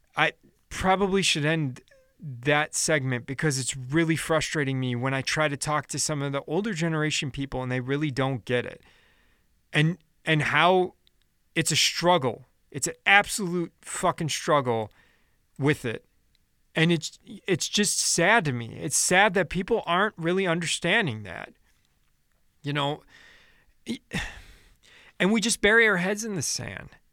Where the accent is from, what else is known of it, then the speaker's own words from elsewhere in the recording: Chicago, Illinois, United States; I'm from Chicago